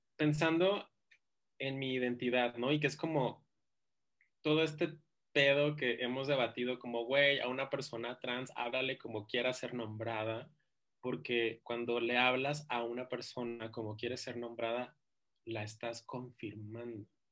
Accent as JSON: {"language": "Spanish", "town": "Ciudad Juárez", "region": "Chihuahua", "country": "Mexico", "moved": "as an adult", "lives_now": "Mexico City, Mexico", "said": "yo soy pues, de Ciudad Juárez, mi mamá está allá"}